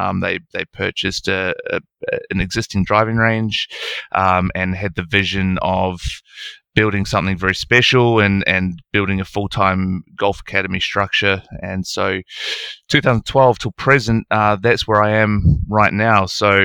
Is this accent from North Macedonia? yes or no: no; Nelson, New Zealand; moved away as an adult; now in Australia; I grew up in New Zealand, a beautiful place called Nelson, top of the South Island, where I played all of my junior golf.